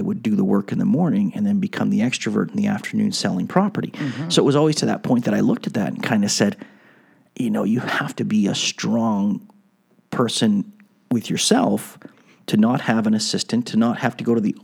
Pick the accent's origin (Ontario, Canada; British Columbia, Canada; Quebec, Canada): Quebec, Canada; Montreal; I have a bit of a French background growing up in Montreal, and not that I'm French